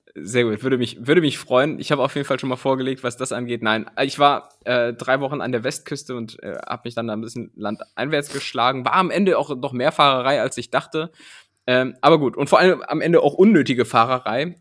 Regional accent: Germany

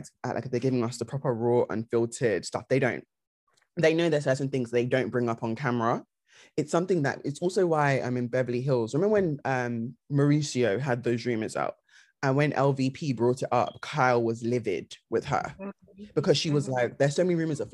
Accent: United Kingdom; we're British

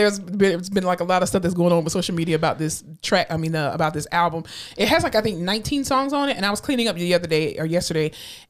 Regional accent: Florida, United States; I'm from Florida

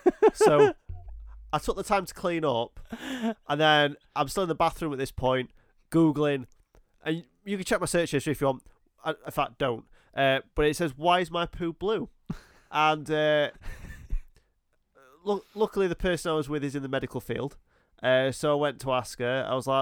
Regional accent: United States; because I'm American

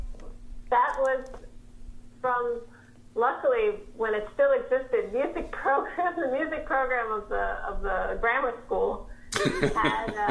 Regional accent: New York City, New York, United States; growing up in America, in New York City

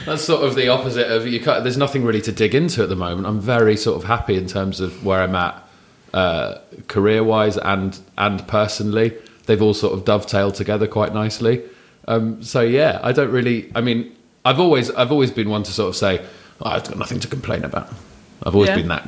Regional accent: London, United Kingdom; also born or lived in Hammersmith / Wandsworth / Raynes Park / Wimbledon; I grew up in southwest London.

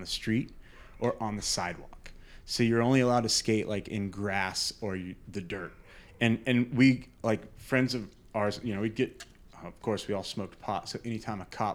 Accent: New Smyrna Beach, Florida, United States; moved away as an adult; also born or lived in Aspen, Colorado; now in Jacksonville, United States; I grew up in New Smyrna skating and surfing

